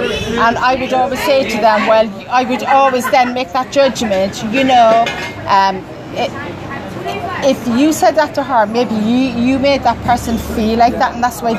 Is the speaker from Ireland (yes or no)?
yes; Cork, Munster, Ireland; I'm from Cork in Ireland.